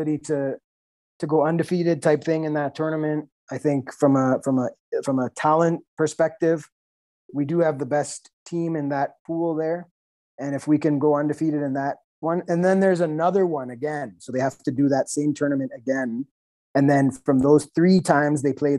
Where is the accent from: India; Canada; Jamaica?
Canada; I'm a Canadian